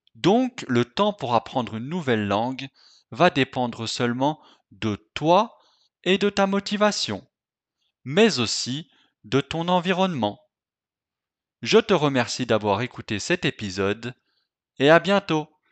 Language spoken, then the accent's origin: French; France; je suis français